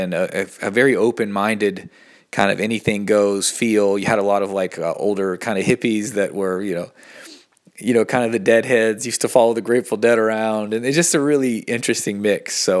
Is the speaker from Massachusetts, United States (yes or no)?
no; Asheville, North Carolina, United States; I was born in Asheville, North Carolina, in the southern part of the United States. Grew up in kind of a Christian culture, but also in a very sort of open, eclectic culture in Asheville.